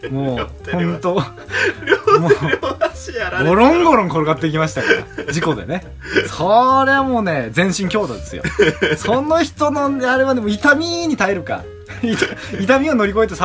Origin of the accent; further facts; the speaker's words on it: Hokkaido, Japan; 僕はあの北海道出身ですから、まあ、寒さには強いんですけどね暑さにめちゃくちゃ弱いですから